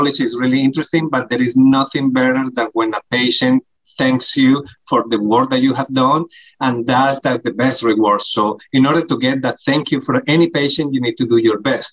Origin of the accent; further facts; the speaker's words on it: Colombia; English is a second language; moved away as an adult; also born or lived in New Jersey / New York / Miami; now in United States; I am, as you may guess from my accent, I am not from America. I am born in Colombia, South America. I did my med school there